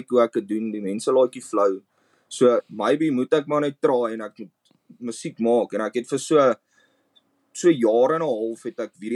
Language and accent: Afrikaans; Pretoria, Gauteng, South Africa; ek kom uit Pretoria Noord uit